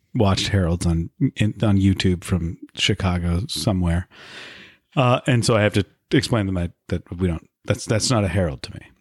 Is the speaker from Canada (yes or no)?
yes; Vancouver, British Columbia, Canada; I grew up in Vancouver